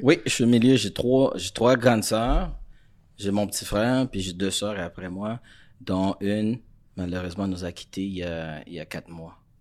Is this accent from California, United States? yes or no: no; Florida, United States; French is a second language; moved away as an adult; also born or lived in Haiti; now in Montreal, Canada; j'ai grandi en Floride